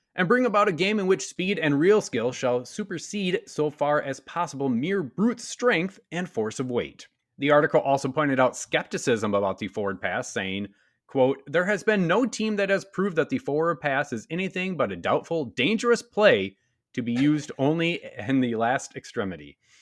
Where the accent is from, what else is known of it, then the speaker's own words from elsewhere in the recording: Wisconsin, United States; my home state of Wisconsin.